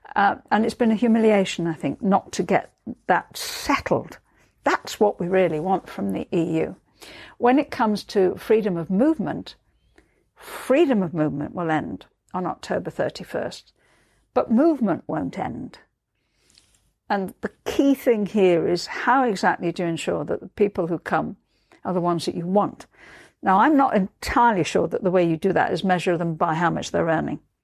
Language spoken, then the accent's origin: English; Liverpool, North West England, United Kingdom; moved away; born and brought up in Liverpool